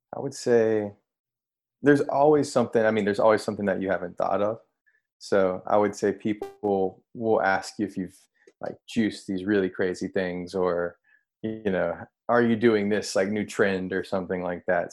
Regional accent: North Carolina, United States; moved away as an adult; also born or lived in New York; now in San Francisco, United States; I'm from North Carolina, like born and raised, grew up in a small

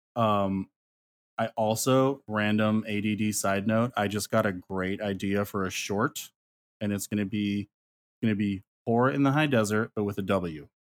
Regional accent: Ely, Nevada, United States; It's in Ely, Nevada

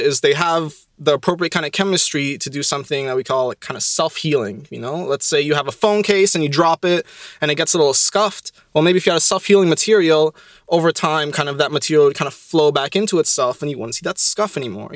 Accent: Ottawa, Ontario, Canada; moved away as an adult; now in Montreal, Canada; I'm from Ottawa, so I'm from Ontario

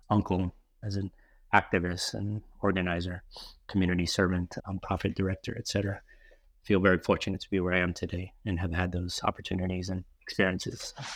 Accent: New Orleans, Louisiana, United States; now in San Francisco, United States; I grew up in New Orleans, Louisiana

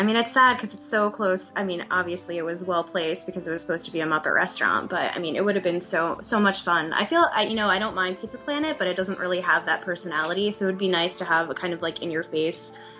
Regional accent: New York, United States; I'm from New York

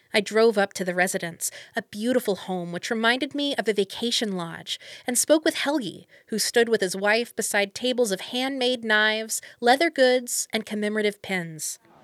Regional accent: Frankfort, Kentucky, United States; born or raised there

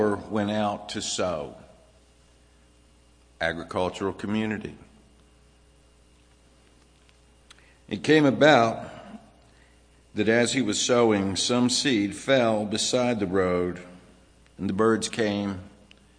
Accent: Virginia, United States; also born or lived in Los Angeles, California / New Jersey; now in Pennsylvania, United States; I was born in L.A., grew up in Virginia, lived in New Jersey.

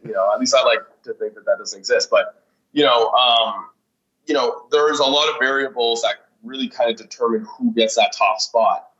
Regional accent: Ottawa, Ontario, Canada; moved away as an adult; also born or lived in Vancouver; now in Toronto, Canada; originally, I'm from Ottawa.

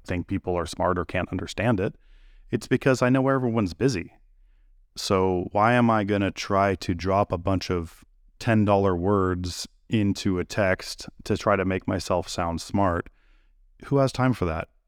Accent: California, United States; now in Tennessee, United States; I grew up in California

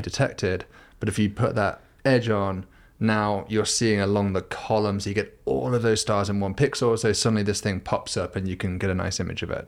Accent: United Kingdom; I'm a Brit

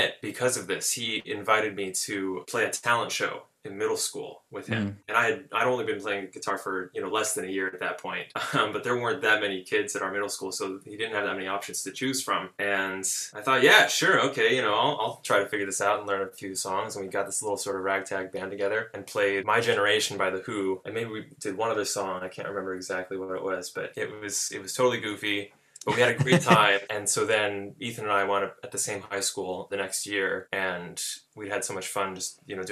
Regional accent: Chico, California, United States; moved away as an adult; now in Los Angeles, United States; I'm from California. I was born in Chico, California, which is sort of a college town pretty far up in Northern California. And when I was growing up there

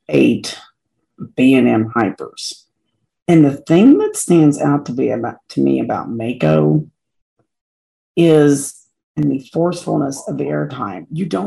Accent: Kentucky, United States; because I'm from Kentucky

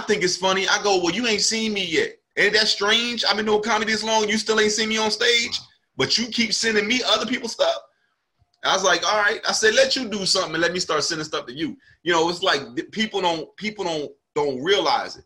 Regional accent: New Jersey, United States; moved away as an adult; now in Charlotte, United States; I'm from South Jersey, right? Right near Philadelphia. And um that's where I'm from. That's where I was raised

